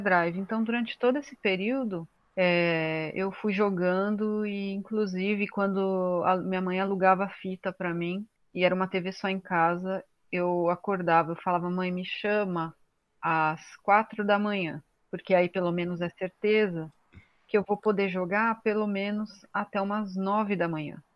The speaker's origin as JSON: {"language": "Portuguese", "country": "Brazil", "said": "Sou brasileira"}